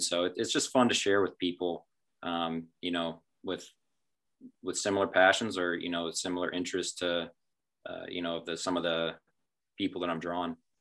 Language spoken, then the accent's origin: English; small town outside of Findlay, Ohio, United States; town outside of findlay so born and raised